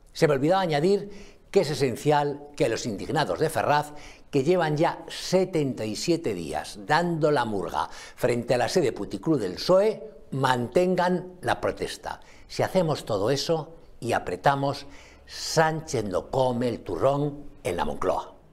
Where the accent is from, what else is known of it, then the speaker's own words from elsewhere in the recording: Spain; los españoles